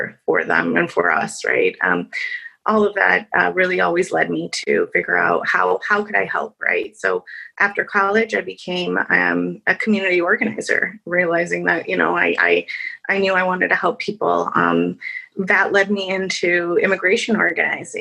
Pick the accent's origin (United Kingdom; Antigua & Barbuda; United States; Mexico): United States; Chicago, Illinois; I was born and raised in Chicago in the Humboldt Park area